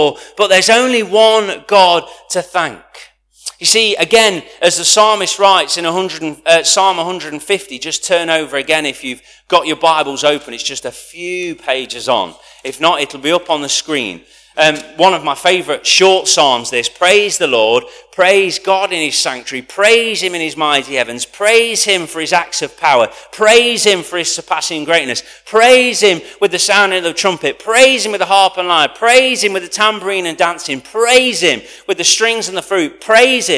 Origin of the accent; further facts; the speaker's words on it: United Kingdom; as a British culture, we hold back